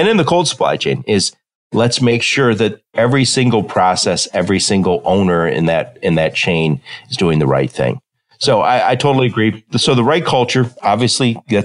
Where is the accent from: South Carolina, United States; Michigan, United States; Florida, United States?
Michigan, United States; Detroit; I'm from Detroit and I worked in automotive for a long time.